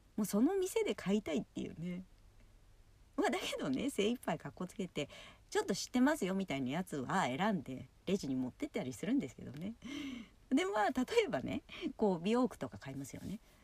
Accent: Yokohama, Kanagawa, Japan; 私地元が横浜なんですけど

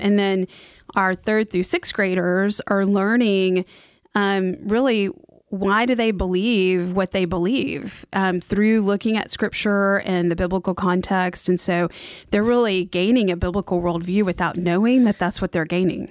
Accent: Oklahoma, United States; moved away as an adult; also born or lived in Fort Worth, Texas; now in Mooresville, United States; I grew up in Oklahoma

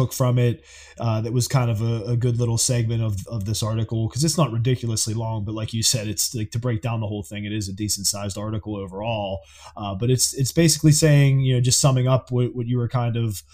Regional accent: Pittsburgh, Pennsylvania, United States; growing up in Pittsburgh and as, you know, a Steeler fan from literally birth

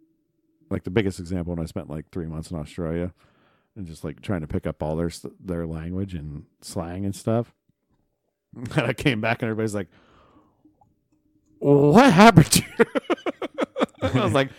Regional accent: Ohio, United States; accent: Tuscarawas County; That's pretty much my accent. It's Tuscarawas County.

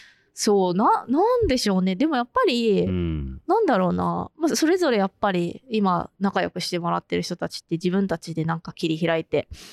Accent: Kiryu, Gunma, Japan; moved away as an adult; also born or lived in Tokyo; 私この群馬県桐生市の出身であの2年前にちょうど2年前ですねあの東京から15年ぶりに U ターンしてきた

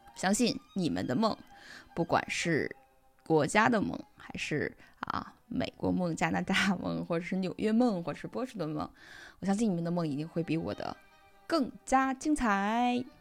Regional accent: China; moved away as an adult; now in Germany; 我是一个中国人

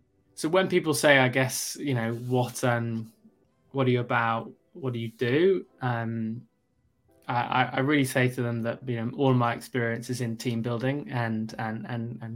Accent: South East England, United Kingdom; also born or lived in Kentucky, United States; Grew up in London, in the UK, well, just outside of London.

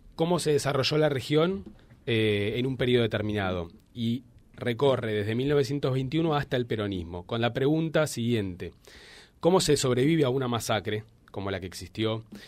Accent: Argentina; Yo soy de Buenos Aires eh, soy egresado licenciado y doctor de la Universidad de Buenos Aires

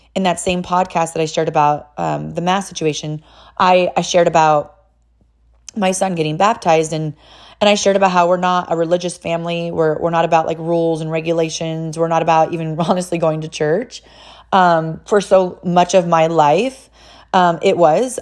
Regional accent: California, United States; now in Tennessee, United States; I'm, I'm actually from California

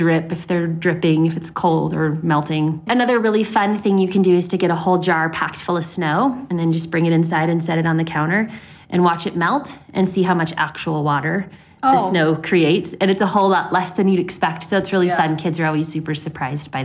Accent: Southern Florida, United States; moved away; I grew up in Southern Florida.

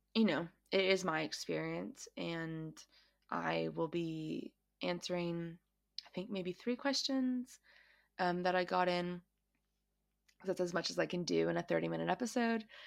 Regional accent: United States; now in Australia; I am an American who grew up in America, um, and I currently live in Australia.

